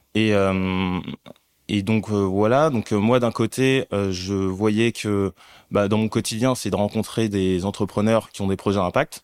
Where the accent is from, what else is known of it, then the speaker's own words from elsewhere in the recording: Paris, Île-de-France, France; also born or lived in Mali; je suis né au Mali. Mhm. j'ai grandi en cité dans un HLM. Mhm. Et ensuite, j'ai grandi aussi à Paris